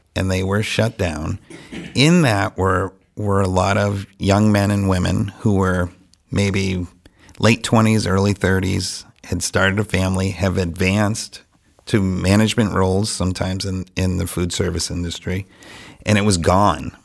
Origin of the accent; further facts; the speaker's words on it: Franklin, United States; I was born and raised in Franklin